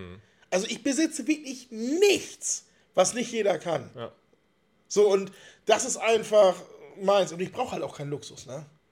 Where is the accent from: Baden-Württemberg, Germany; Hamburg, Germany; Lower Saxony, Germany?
Lower Saxony, Germany; Wittmund; now in Friedeburg, Germany; Bin in Wittmund geboren